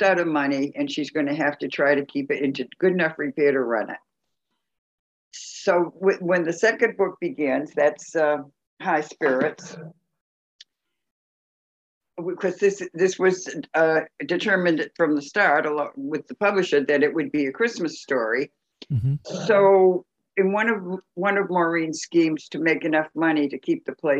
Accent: Salem, Massachusetts, United States; now in Florida, United States; my hometown of Salem, Massachusetts, where I was born on Halloween Eve.

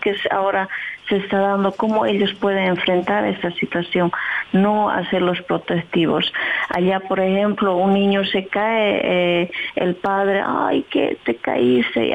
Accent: southern Bolivia, Bolivia; now in Netherlands; Yo soy de Bolivia, soy del sur de Bolivia, que se llama Pisa, y vivo por aquí a 21 años

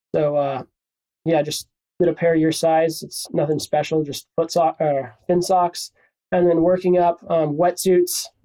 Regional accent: Encinitas, California, United States; also born or lived in Oxnard, California; I'm from Encinitas, California. Grew up around here uh, my whole life. Spent some time in Oxnard when I was little

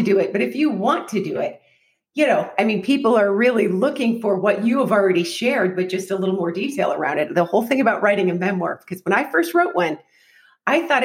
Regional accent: Alaska, United States; moved away; I am from Alaska.

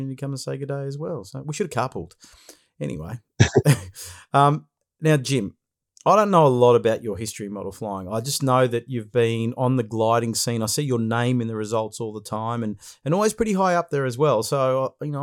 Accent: Brighton, Australia; I grew up in Brighton, so know the area well

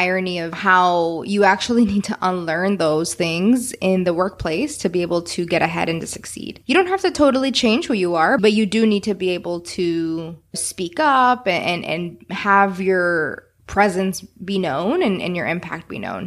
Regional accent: Houston, Texas, United States; Johanna actually grew up in the same neighborhood that I grew up in Northwest Houston.

